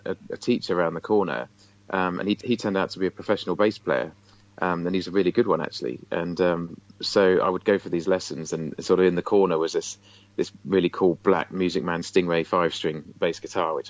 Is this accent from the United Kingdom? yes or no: yes; Isle of Wight, South East England, United Kingdom; I'm originally from the Isle of Wight